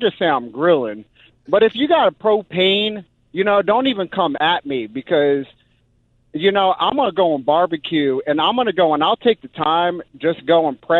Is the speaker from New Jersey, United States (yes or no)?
yes; New Jersey, United States; my wife is from Central Coast, California, and I'm from South Jersey